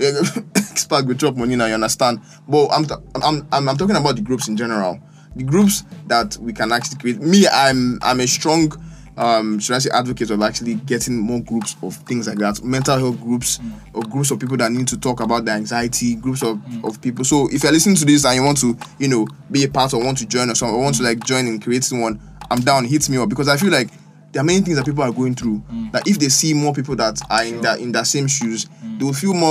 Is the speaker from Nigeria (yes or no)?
yes; Nigeria; as a Nigerian person